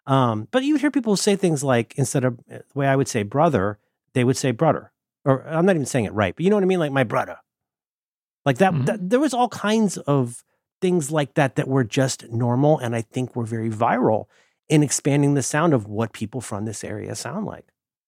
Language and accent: English; Ohio, United States; also born or lived in Florida; I talk the way that I do, I think partly because I'm from Florida, but very much because I'm from Ohio. There's a lot of Ohio in the way that I talk.